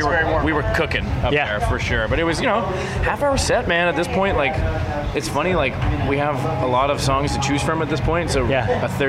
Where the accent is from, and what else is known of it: Toronto, Ontario, Canada